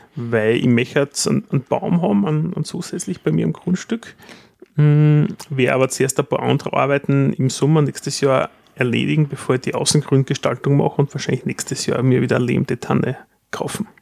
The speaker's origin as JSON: {"language": "German", "country": "Austria", "said": "wir in Österreich"}